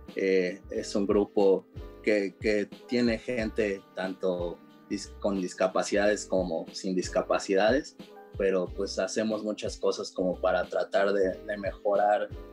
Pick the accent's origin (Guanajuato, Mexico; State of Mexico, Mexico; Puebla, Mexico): State of Mexico, Mexico; Texcoco; also born or lived in San José, Costa Rica; crecí en el, estado, en el Estado de México, en Texcoco.